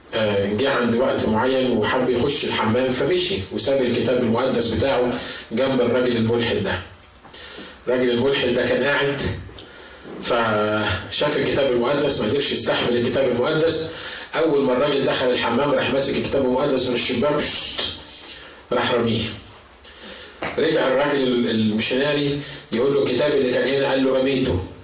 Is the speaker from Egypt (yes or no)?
yes; Egypt; عندنا في مصر